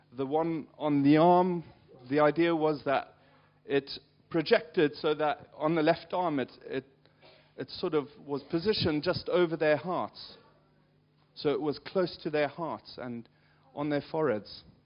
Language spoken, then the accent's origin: English; South Africa; moved away; I grew up in South Africa